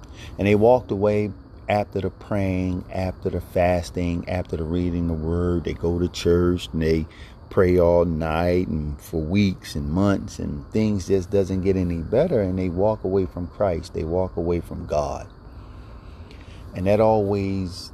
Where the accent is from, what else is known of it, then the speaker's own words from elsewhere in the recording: Philadelphia, Pennsylvania, United States; growing up in Philadelphia